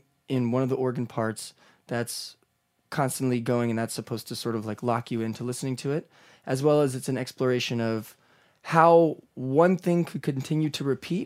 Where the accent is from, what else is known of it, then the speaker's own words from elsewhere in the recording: Baltimore, Maryland, United States; moved away as an adult; also born or lived in Chicago; now in New York, United States; I grew up in Baltimore, went to college in Chicago for my undergrad at DePaul University